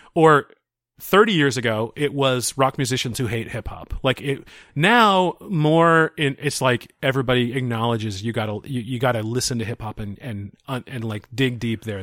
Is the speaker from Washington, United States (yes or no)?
yes; Seattle, Washington, United States; I grew up in the Seattle area